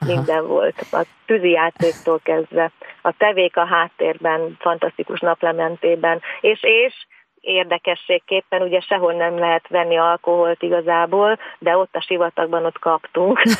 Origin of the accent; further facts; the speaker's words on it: Szentendre, Pest, Hungary; ugye én Szentendrei vagyok